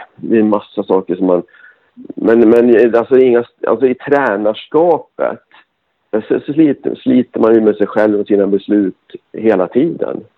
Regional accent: Gävle, Gävleborg County, Sweden; Gävle är min hemstad

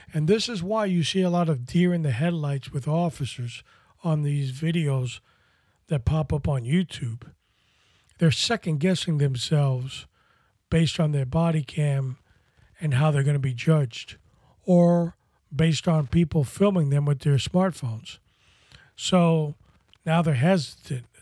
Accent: New York City, New York, United States; I grew up in Washington Heights in Manhattan as a, as a, as a younger child.

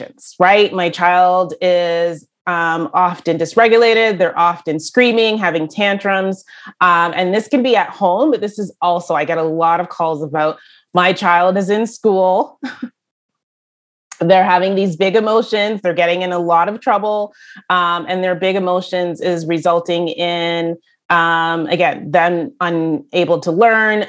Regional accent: Brampton, Ontario, Canada; I am from Brampton, Ontario

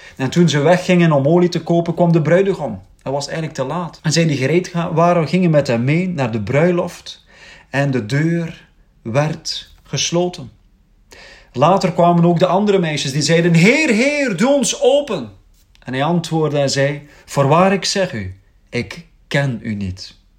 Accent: Belgium; we mogen opstaan als Belgen

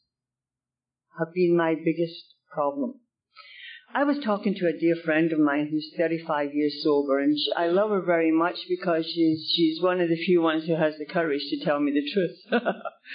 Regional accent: United Kingdom; now in Canada; I'm from the UK

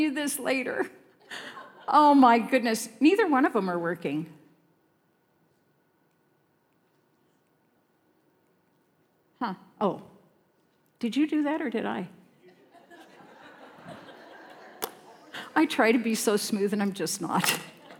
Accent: Sterling, Colorado, United States; in my town, it wasn't quite as small a town as this. It was Sterling, Colorado

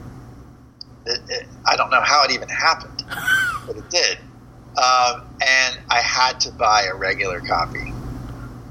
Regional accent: Florida, United States; also born or lived in Georgia; I grew up in Florida, but I've spent a lot of time in Georgia

